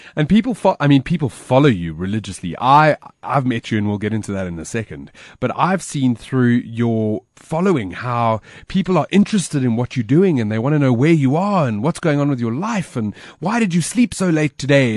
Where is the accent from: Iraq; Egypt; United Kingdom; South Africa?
South Africa; I was born in Africa, and Africa is in me